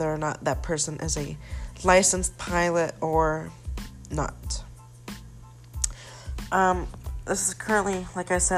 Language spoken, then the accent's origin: English; Atlanta, Georgia, United States; was born in Atlanta, Georgia. I prefer the city over the country, even though I lived in the country for quite some time. Then I moved for what is quite somewhat the city, which is kind of metro Atlanta.